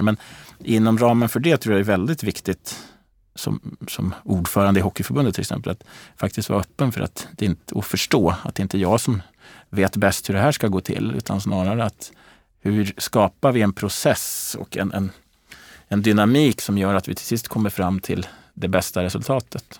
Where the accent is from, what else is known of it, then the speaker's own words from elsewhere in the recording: Gävle, Gävleborg County, Sweden; jag växte upp i Gävle